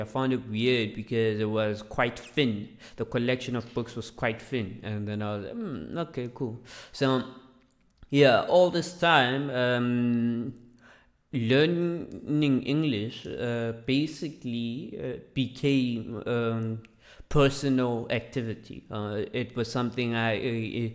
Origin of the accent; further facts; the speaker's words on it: Mamelodi, Gauteng, South Africa; English is a second language; I grew up in Mamelodi, and I went to the schools